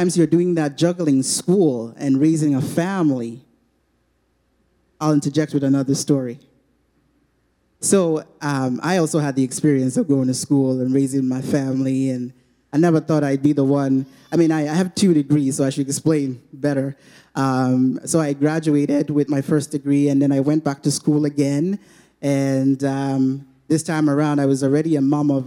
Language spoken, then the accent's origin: English; Nigeria; moved away; Where we're from, I'm from Nigeria.